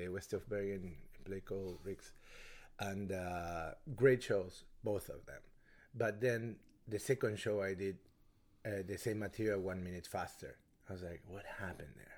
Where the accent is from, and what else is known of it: Argentina; English is a second language; moved away; also born or lived in Norway / New York